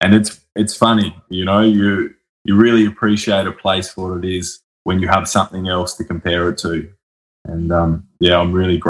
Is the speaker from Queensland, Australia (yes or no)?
no; Sydney, New South Wales, Australia; born there; also born or lived in Brisbane / Hobart / Mount Isa; I was born in Sydney. I've lived in Brisbane and Hobart. I did a lot of growing up there and a little bit of university there.